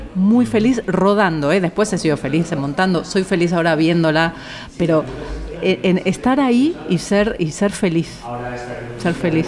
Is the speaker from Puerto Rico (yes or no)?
no; Argentina; now in Spain; Argentina, que es donde yo nací